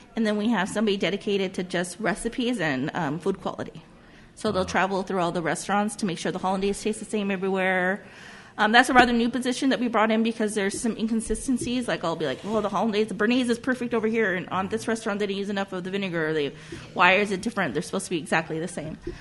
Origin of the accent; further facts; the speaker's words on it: Whittier, California, United States; also born or lived in Los Angeles / Pasadena; I grew up in Whittier, in this part of Whittier, uh, my whole life. We moved here in 1980